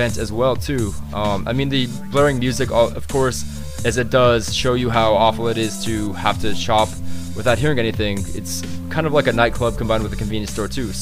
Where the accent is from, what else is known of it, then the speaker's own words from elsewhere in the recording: Osaka, Japan; Based in my hometown of Osaka